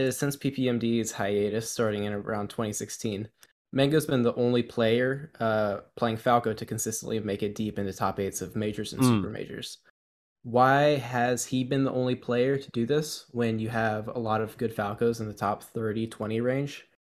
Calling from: North Carolina, United States; I'm calling in from North Carolina.

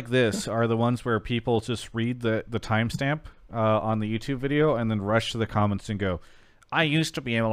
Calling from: Toronto, Ontario, Canada; I'm calling from Toronto, Ontario, Canada.

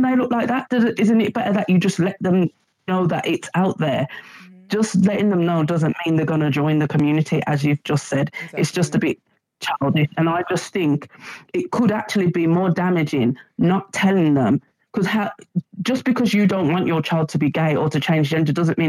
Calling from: Birmingham, West Midlands, United Kingdom; I was just basically going to... Hi, Davina. I'm from Birmingham.

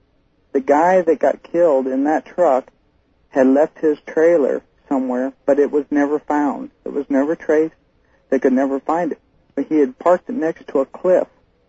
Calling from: Fairbanks, Alaska, United States; Fairbanks, Alaska. Listen to KFAR.

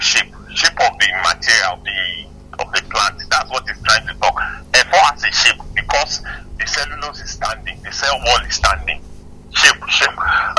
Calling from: Ibadan, Oyo, Nigeria; I'm calling from Akobo.

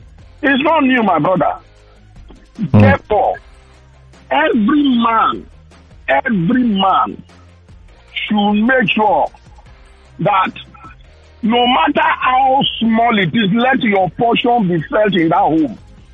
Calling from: Lagos, Nigeria; I'm calling from Lekki.

